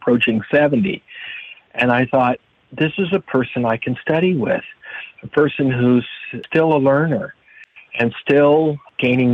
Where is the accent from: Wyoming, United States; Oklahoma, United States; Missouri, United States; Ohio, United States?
Oklahoma, United States; I grew up in Oklahoma